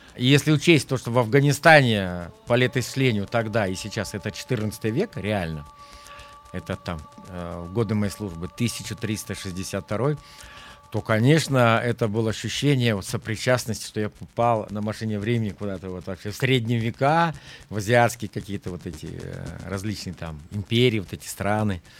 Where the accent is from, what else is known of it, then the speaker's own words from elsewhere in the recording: Kaluga Oblast, Russia; moved away as an adult; я вырос в Калужской области и никогда не покидал практически ее пределов